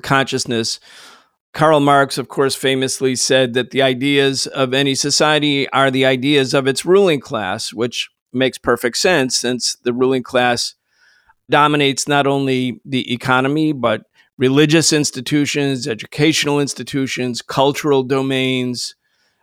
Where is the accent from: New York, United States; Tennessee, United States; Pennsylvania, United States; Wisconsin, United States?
New York, United States; Rochester; I grew up in Western New York, Rochester, New York